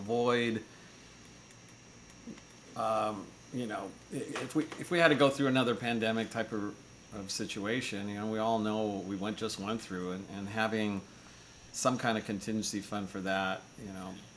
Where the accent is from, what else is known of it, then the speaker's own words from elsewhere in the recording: United States; as an American